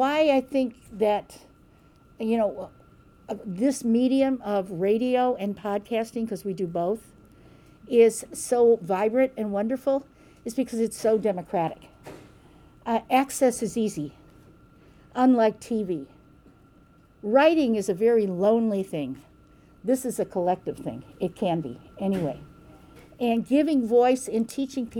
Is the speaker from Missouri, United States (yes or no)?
yes; Kansas City, Missouri, United States; I'm from Kansas City